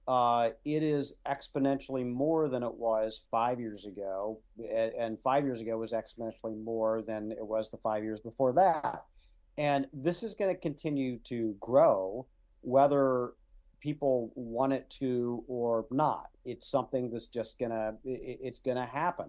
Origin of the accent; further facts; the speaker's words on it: Midwest, United States; I was raised in the Midwest.